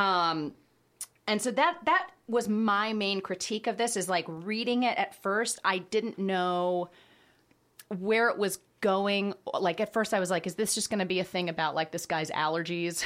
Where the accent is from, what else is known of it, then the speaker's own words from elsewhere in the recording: Dallas, Texas, United States; moved away as an adult; also born or lived in Boston / Chicago; I'm from Dallas